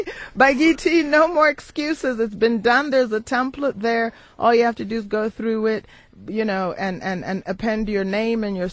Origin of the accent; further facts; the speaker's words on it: United States; now in South Africa; I use the word house because I grew up in the United States.